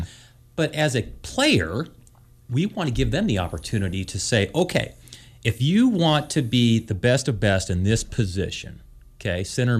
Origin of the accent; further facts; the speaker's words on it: Helena, Montana, United States; now in San Diego, United States; I'm a golfer, and now I'm a San Diego golfer. I don't like the cold weather. I grew up in Helena when golf was a spring sport in high school